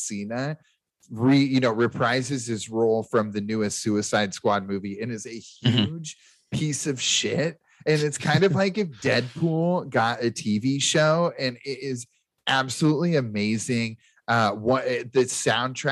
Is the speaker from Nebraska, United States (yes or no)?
yes; Nebraska, United States; also born or lived in Sioux City, Iowa; technically, I am from Iowa because I was born in Sioux City because my hometown is too small, but I'm a Nebraskan through and through, just like Adam